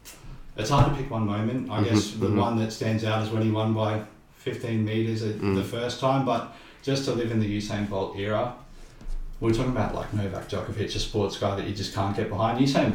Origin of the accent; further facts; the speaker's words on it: Redcliffe, Queensland, Australia; growing up in Redcliffe